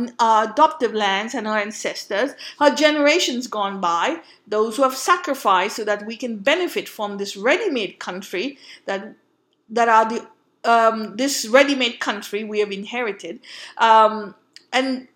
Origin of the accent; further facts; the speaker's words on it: Mumbai, Maharashtra, India; moved away; also born or lived in Goa; I come from Bombay, but I'm originally from Goa, so I have a Goan association